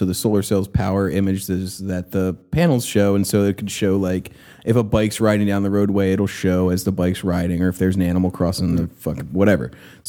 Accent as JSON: {"language": "English", "country": "United States"}